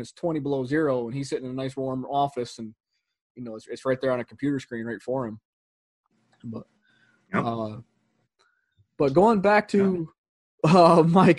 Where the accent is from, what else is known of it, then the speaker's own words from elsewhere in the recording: Northern New York, United States; I'm from Northern New York